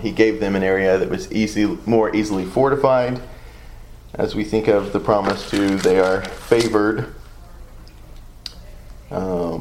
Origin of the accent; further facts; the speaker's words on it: the South, United States; accent: southern; my southern accent